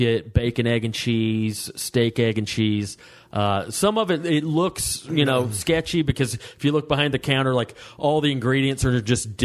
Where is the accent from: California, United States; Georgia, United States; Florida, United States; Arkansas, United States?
Georgia, United States; Waleska; where I grew up in Waleska